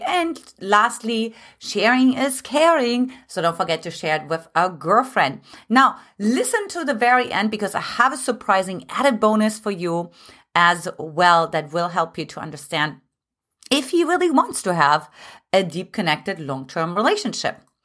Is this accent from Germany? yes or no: yes; Germany; moved away as an adult; now in United States; originally I'm from Germany